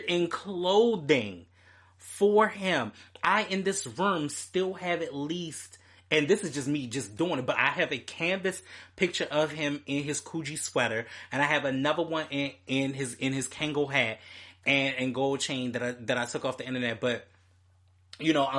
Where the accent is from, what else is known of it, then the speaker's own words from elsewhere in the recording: Baltimore, Maryland, United States; my hometown, Baltimore